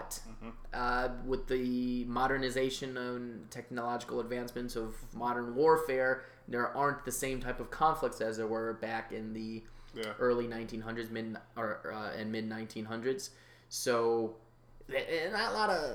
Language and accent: English; United States; I really love being an American